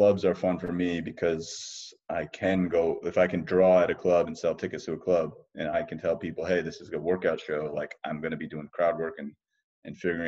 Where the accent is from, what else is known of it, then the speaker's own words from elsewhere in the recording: New Jersey, United States; I was born and raised in New Jersey, but my parents are from Ahmedabad and Vadodara.